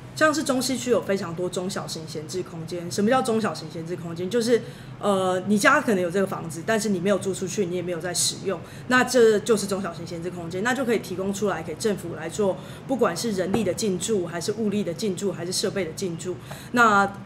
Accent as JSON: {"language": "Chinese", "country": "Taiwan", "also_born_or_lived": "California / Hong Kong", "said": "我是台湾人啊，那国际学生"}